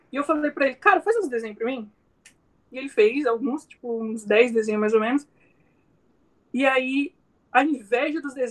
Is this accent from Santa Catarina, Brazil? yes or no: no; Rondonópolis, Mato Grosso, Brazil; Eu sou nascido aqui na, em Rondonópolis, né? Na cidade de Rondonópolis. E sempre vivi em fazenda, fui criado em fazenda.